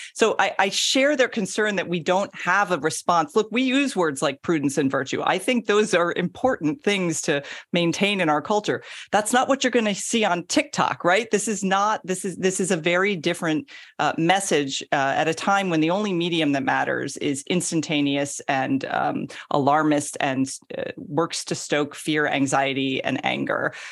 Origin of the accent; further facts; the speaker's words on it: Florida, United States; also born or lived in Georgia; I'm from Florida, which is kind of the weird South as we call it.